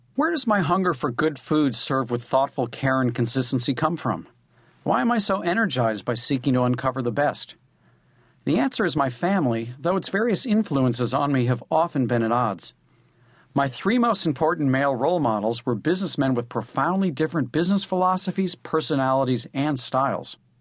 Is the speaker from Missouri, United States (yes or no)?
yes; St. Louis, Missouri, United States; Back in my hometown of Saint Louis, I was no less curious about what people ate.